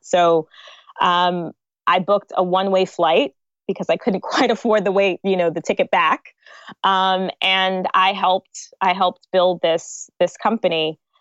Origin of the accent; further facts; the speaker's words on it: United States; moved away as an adult; also born or lived in New York / New Jersey; now in Lagos, Nigeria; So I grew up in New York and I grew up in New Jersey. So okay. I kind of did half of my life in, in each state